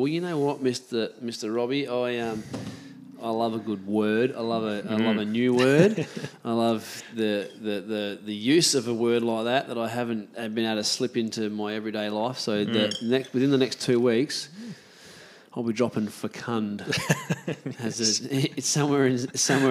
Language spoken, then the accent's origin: English; Australia; I'm an Aussie